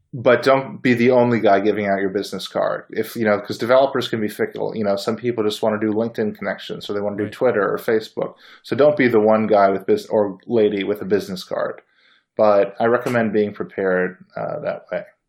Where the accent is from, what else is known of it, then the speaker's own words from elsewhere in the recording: Bay Area, California, United States; I was born in the Bay Area